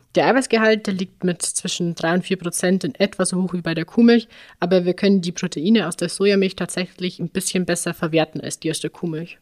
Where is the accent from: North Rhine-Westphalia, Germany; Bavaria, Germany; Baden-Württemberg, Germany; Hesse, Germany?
Bavaria, Germany; Upper; in dem Ort, wo ich aufgewachsen bin, also im oberbayerischen im Dorfleben